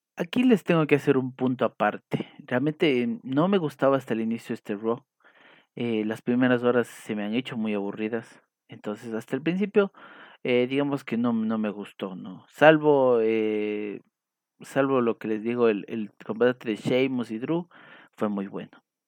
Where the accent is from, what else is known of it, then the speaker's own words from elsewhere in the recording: Ecuador; aquí en mi país, en Ecuador